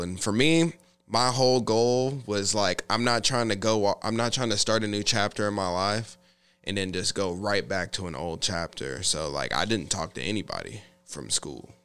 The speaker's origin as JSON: {"language": "English", "town": "Olathe", "region": "Kansas", "country": "United States", "tie": "born or raised there", "said": "I grew up in Olathe, Kansas for the better part of my life through uh, you know, kinda like elementary school, uh, junior high school and high school."}